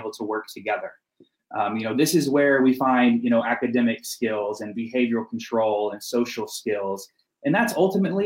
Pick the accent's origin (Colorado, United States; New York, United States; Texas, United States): Texas, United States; moved away as an adult; I moved up here from Texas. That's where I'm from originally.